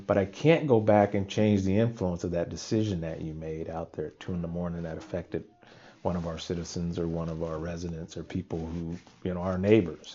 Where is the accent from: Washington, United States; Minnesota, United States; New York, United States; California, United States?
California, United States; being born and raised in California